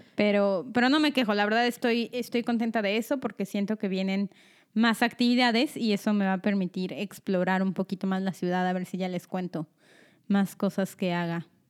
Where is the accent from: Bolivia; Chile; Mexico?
Mexico; Mexico City; now in Omaha, United States; yo me vine a vivir aquí, tengo una hermana, soy de la Ciudad de México